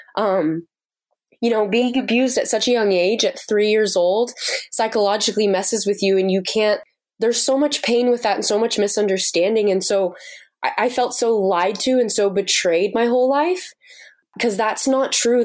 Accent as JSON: {"language": "English", "country": "United States", "moved": "as an adult", "lives_now": "Uganda", "said": "being an American over there"}